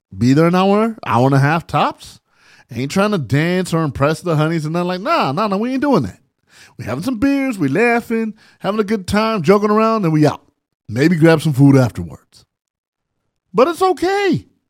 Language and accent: English; San Bernardino, California, United States; my childhood growing up in San Bernardino.